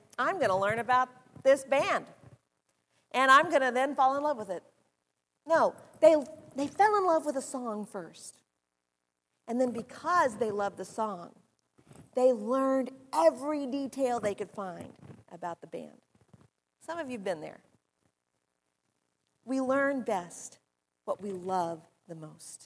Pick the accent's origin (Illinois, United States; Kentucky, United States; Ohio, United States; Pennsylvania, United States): Ohio, United States; near Columbus; moved away; also born or lived in New Jersey; Columbus, Ohio, which is near where I grew up